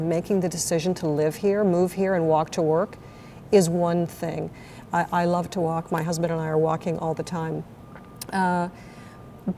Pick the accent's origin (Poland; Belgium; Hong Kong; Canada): Canada; Toronto, Ontario; moved away as an adult; also born or lived in Montreal; now in West Palm Beach, United States; So I'm originally from Toronto